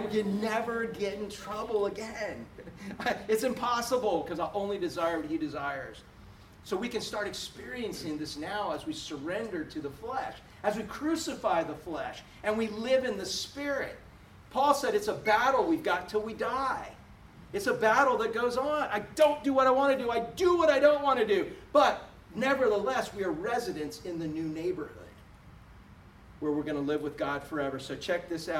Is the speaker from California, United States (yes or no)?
no; Florida, United States; I'm from Florida.